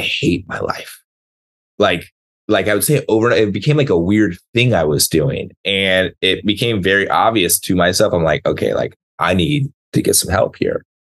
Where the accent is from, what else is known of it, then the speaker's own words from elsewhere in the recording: San Diego, California, United States; moved away as an adult; also born or lived in Seattle; I grew up down in San Diego